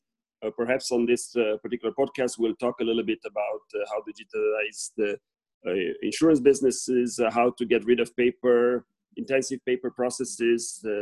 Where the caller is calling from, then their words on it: Switzerland; I'm calling you from Switzerland.